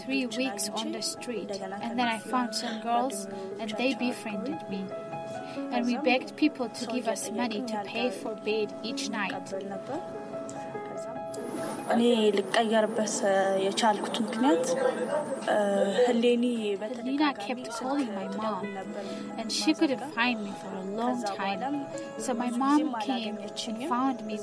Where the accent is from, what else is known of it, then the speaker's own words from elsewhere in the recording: Addis Ababa, Ethiopia; I was born in Addis Ababa